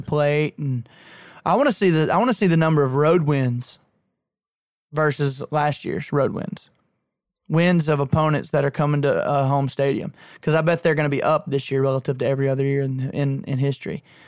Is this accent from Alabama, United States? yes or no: yes; Isabella / Thorsby, Alabama, United States; it's Isabella versus Thorsby in my hometown, and they're 1A schools